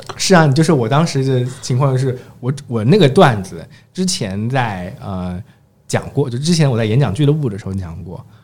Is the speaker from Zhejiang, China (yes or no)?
yes; Zhejiang, China; 我是浙江人